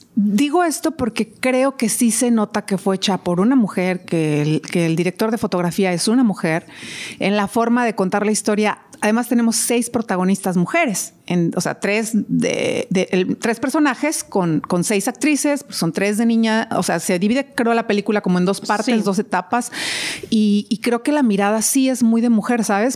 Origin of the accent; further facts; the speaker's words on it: Mexico; yo que soy mexicana